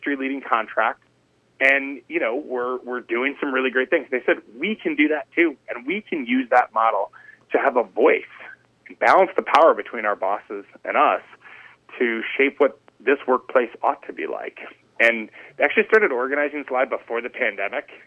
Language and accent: English; northeastern Wisconsin, United States; I'm only Canadian light, being a northeastern Wisconsin person